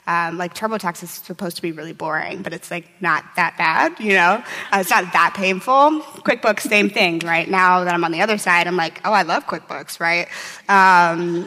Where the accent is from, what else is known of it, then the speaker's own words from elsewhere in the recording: St. Louis, Missouri, United States; moved away; I'm from St. Louis, Missouri